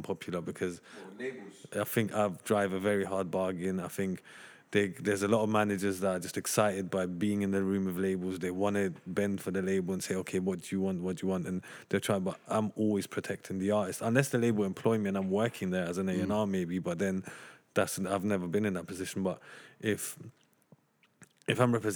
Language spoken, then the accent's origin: English; London, United Kingdom; I grew up in Tottenham